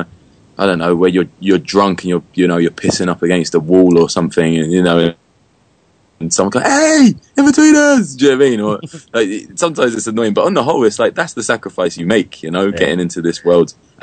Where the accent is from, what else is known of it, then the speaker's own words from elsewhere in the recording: London, United Kingdom; I grew up in Northwest London